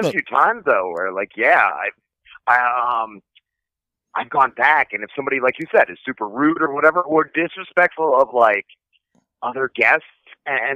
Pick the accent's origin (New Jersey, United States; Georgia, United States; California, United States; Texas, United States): New Jersey, United States; now in South Jersey, United States; I'm in South Jersey now. I grew up in North Jersey, though